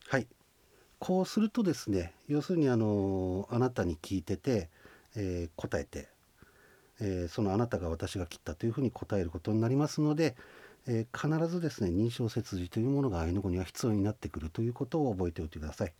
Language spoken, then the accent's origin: Japanese; Shinhidaka, Hokkaido, Japan; accent: Shizunai dialect (Ainu); 静内方言静内に住んでおりますので静内方言を使っている